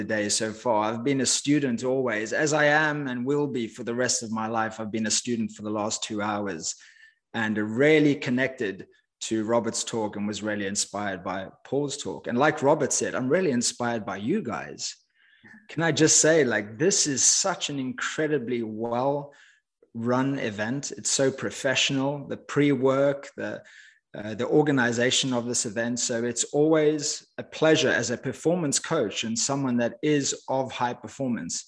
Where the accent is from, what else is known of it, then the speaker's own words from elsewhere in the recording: Cape Town, Western Cape, South Africa; moved away as an adult; I grew up in Cape Town, South Africa. As I mentioned, I lived there for the first 20 years of my life.